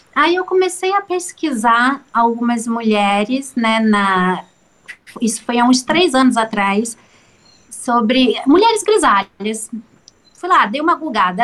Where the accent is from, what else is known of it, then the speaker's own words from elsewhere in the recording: São Gonçalo, Rio de Janeiro, Brazil; moved away as an adult; now in Ubatuba, Brazil; eu sou carioca, lá de São Gonçalo, do Rio de Janeiro, mas tem sete anos que eu vim morar aqui nesse paraíso, Ubatuba.